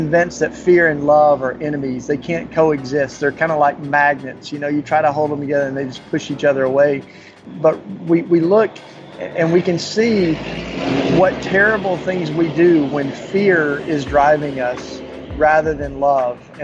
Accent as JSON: {"language": "English", "region": "Tennessee", "country": "United States", "tie": "born or raised there", "accent": "Southern", "moved": "yes", "lives_now": "Philadelphia, United States", "said": "I grew up down in Tennessee"}